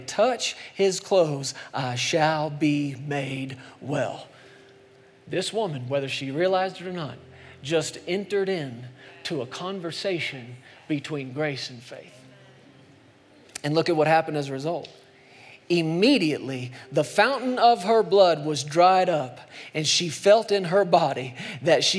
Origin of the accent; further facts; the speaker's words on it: Texas, United States; moved away; I grew up in Texas for a long time as a kid